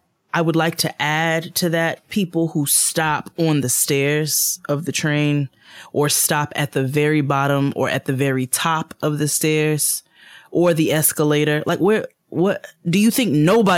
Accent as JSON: {"language": "English", "region": "New York", "country": "United States", "said": "As a New Yorker who strives to live in peace and solitude with my headphones on every day"}